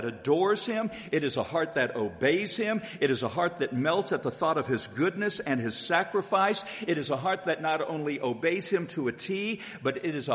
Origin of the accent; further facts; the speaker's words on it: Haysville, Kansas, United States; when I was a little boy growing up in Hayesville, Kansas